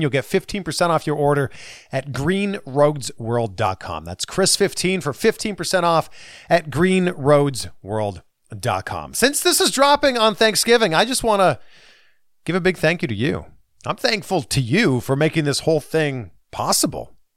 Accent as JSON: {"language": "English", "town": "Pickering", "region": "Ontario", "country": "Canada", "tie": "born or raised there", "said": "I'm from Pickering"}